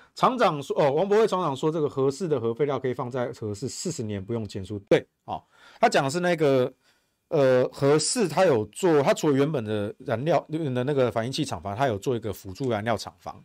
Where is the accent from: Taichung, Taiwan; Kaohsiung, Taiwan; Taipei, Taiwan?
Taichung, Taiwan; 我们台中人